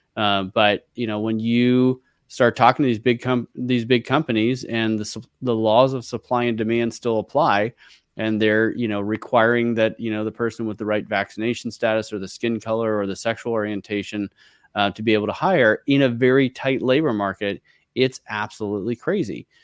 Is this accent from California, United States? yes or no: yes; San Francisco Bay Area, California, United States; I grew up in the San Francisco Bay Area.